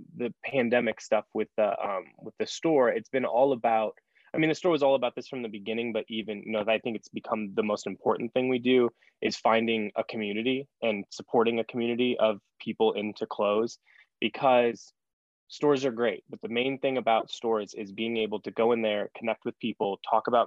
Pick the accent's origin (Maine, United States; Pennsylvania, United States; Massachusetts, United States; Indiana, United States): Indiana, United States; Fort Wayne; being from somewhere like Fort Wayne, Indiana